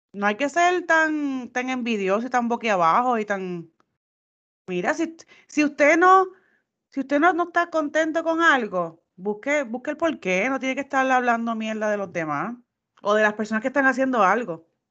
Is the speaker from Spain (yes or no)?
no; Puerto Rico; moved away; nosotros los boricuas